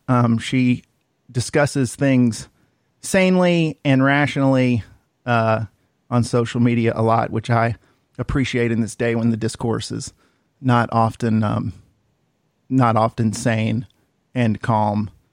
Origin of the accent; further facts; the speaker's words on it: Cartersville, Georgia, United States; growing up in Cartersville